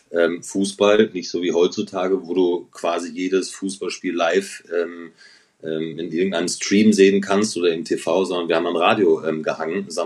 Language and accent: German; North Rhine-Westphalia, Germany; ich bin ja groß geworden in Ostwestfalen